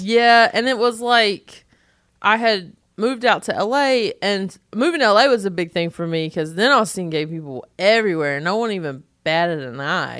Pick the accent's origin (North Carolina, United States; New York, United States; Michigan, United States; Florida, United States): North Carolina, United States; accent: Southern; moved away; I'm from North Carolina